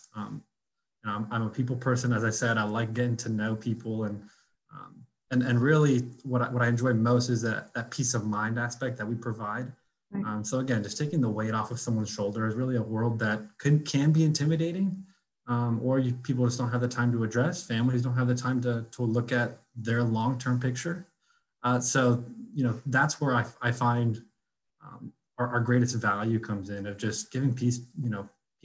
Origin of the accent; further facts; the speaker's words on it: The Woodlands, Texas, United States; also born or lived in Austin, Texas; I grew up personally in the Woodlands, born and raised.